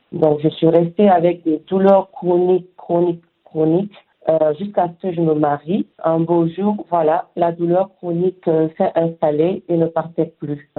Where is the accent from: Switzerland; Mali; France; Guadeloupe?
Mali; moved away; chez nous au Mali